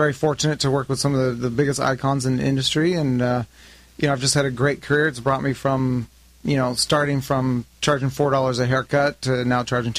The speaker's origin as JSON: {"language": "English", "town": "Los Angeles", "region": "California", "country": "United States", "tie": "born or raised there", "also_born_or_lived": "Costa Mesa, California", "said": "Yeah, I grew up born in Woodland Hills"}